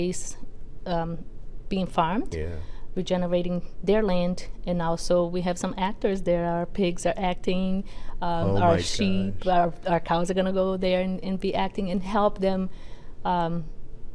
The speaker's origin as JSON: {"language": "English", "country": "Brazil", "moved": "yes", "lives_now": "Tiverton, United States", "said": "So I am originally from Brazil"}